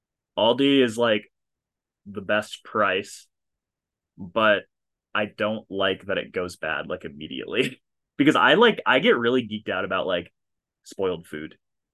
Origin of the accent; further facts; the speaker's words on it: Isanti, Minnesota, United States; moved away as an adult; my hometown in Isanti, like pretty soon after I moved out, like after I went to college.